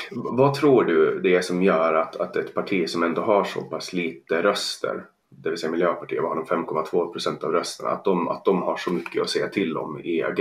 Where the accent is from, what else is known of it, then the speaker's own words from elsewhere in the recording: Åland Islands; now in Stockholm, Sweden; jag kommer från Åland och så, men, men jag, jag, bor i Stockholm.